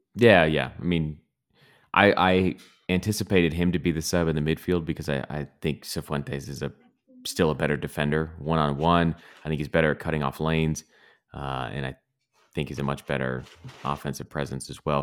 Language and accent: English; Glendora, California, United States; I I grew up in Glendora